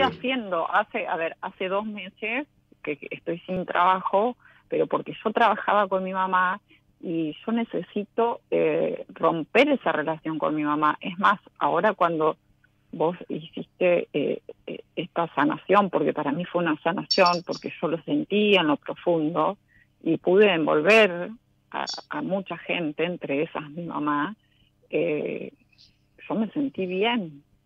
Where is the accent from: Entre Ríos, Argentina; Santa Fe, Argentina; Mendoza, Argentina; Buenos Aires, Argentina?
Santa Fe, Argentina; Rufino; De Rufino Santa Fe.